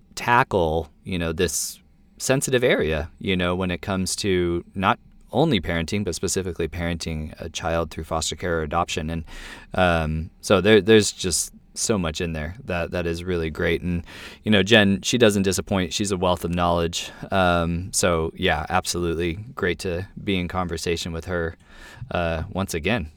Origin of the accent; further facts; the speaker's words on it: United States; I'm an American Christian